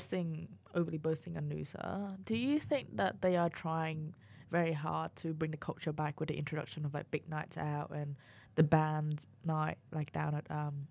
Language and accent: English; Victoria, Australia; Well, technically, I am from Victoria.